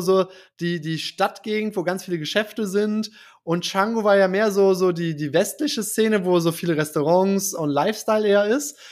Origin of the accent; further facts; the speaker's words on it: Germany; ich als Deutscher